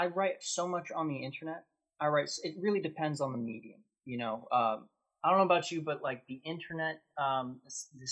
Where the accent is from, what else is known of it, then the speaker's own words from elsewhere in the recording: New Hampshire, United States; moved away as an adult; also born or lived in Pittsburgh; now in Toronto, Canada; I was born in Toronto, and then I moved as a baby to New Hampshire, and then when I was 18, I moved to Pittsburgh.